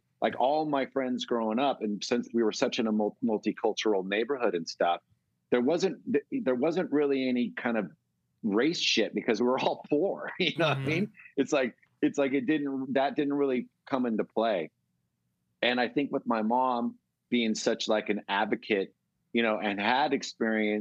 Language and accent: English; Bay Area, California, United States; growing up in the Bay Area